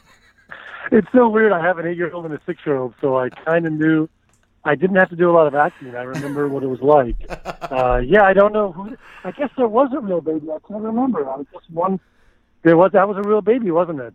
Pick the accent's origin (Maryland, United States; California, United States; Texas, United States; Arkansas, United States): Texas, United States; Houston; moved away as an adult; also born or lived in Austin, Texas; now in Los Angeles, United States; I am originally from uh, Houston